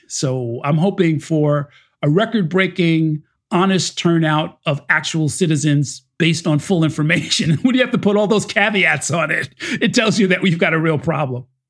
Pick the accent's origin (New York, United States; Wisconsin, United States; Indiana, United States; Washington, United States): New York, United States; New Rochelle; also born or lived in Harlem, New York City; now in New York City, United States; I grew up in New Rochelle